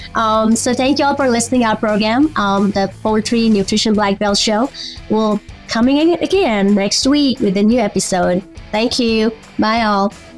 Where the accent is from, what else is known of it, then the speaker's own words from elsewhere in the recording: Nepal; moved away; I'm from Nepal as well